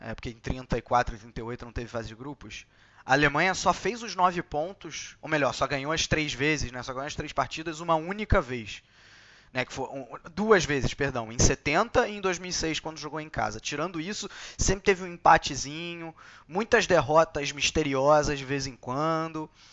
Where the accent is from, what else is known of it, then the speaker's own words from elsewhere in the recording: Brazil; eu sou brasileiro